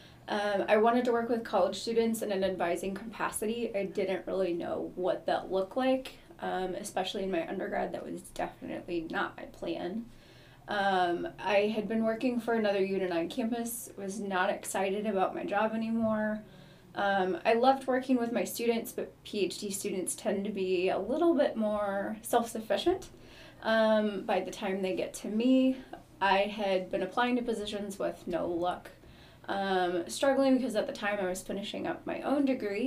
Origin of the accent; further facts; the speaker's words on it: Oklahoma, United States; moved away as an adult; now in Missouri, United States; I'm from Oklahoma, born and raised, came to Missouri for college